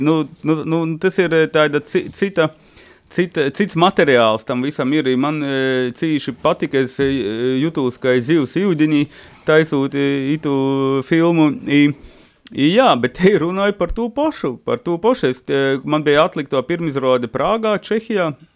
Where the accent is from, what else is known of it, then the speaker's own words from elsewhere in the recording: Latgale, Latvia; accent: Latgalian; now in Riga, Latvia; bērnības runāju ar viņiem latgaļiski.